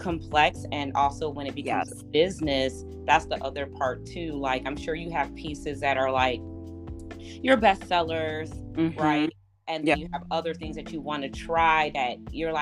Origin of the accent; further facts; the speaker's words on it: Chicago, Illinois, United States; I'm from Chicago.